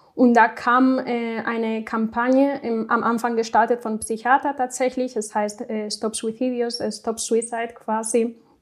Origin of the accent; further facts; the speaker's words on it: Spain; German is a second language; moved away as an adult; now in Cologne, Germany; Ich komme nämlich aus Spanien